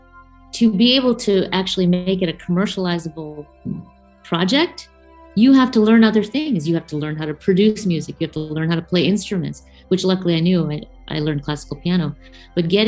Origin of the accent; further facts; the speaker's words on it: United States; I'm growing up in America